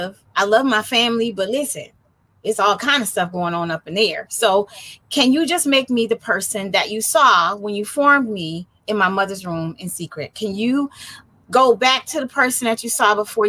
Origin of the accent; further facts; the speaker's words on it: Detroit, Michigan, United States; moved away as an adult; now in San Diego, United States; I'm a native Detroiter, and I now live in San Diego, California